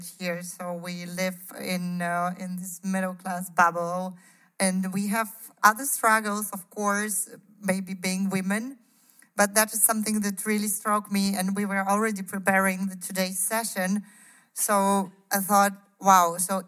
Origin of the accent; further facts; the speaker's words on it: Kyiv, Ukraine; now in Berlin, Germany; I am from Kiev. And growing up, maybe my personal story. So I was born in the Soviet Union in 1985.